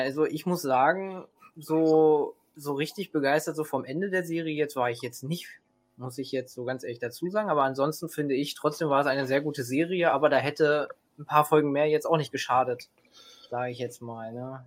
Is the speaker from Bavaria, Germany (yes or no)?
no; Hanover Region, Lower Saxony, Germany; ich komme auch aus der Region Hannover